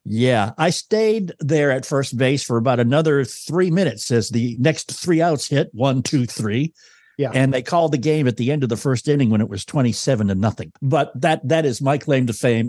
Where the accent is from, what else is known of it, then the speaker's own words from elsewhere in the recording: New England, United States; moved away as an adult; now in Louisville, United States; I was a kid from New England. I had been in town for a month